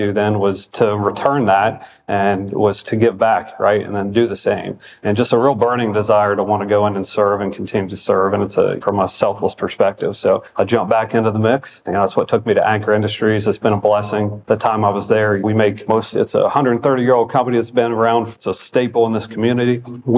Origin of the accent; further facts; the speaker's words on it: Appalachia, United States; moved away as an adult; I grew up in Appalachia